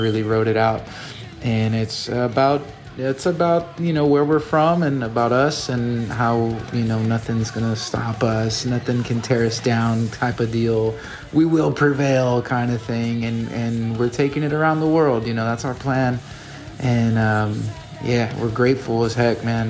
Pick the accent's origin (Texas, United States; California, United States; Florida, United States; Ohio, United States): Texas, United States; Rio Grande Valley; I'm super proud of being from the Rio Grande Valley